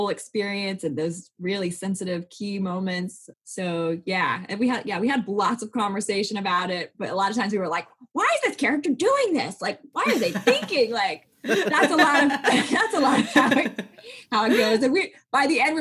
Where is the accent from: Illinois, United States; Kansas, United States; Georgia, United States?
Kansas, United States; now in Nashville, United States; I grew up in Kansas.